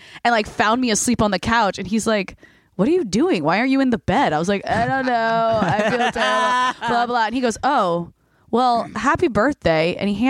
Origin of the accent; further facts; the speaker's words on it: New Jersey, United States; now in Los Angeles, United States; I grew up in Jersey